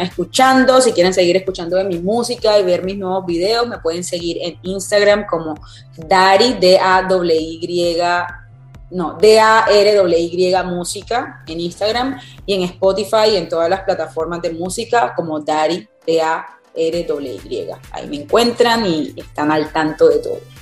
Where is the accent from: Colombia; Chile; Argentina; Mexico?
Colombia; Cartagena, Bolívar; moved away as an adult; now in Miami, United States; yo nací en Cartagena, vengo de la champeta